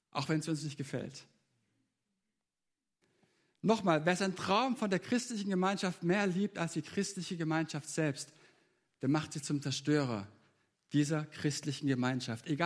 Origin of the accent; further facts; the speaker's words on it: Leonberg, Baden-Württemberg, Germany; Ich bin in Leonberg aufgewachsen und wir hatten in der Nachbarschaft eine Straße weiter eine, eine 15-köpfige Familie